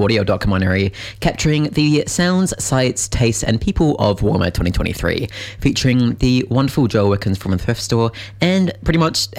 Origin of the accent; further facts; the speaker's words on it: Waitakere, Auckland, New Zealand; I'm a horrific city dweller. I grew up in Waitakere